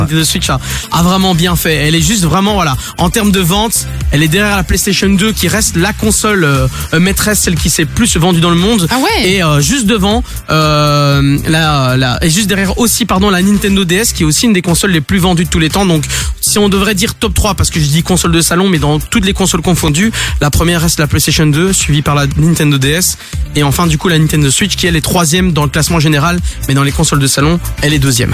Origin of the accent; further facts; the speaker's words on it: Belgium; chez nous en Belgique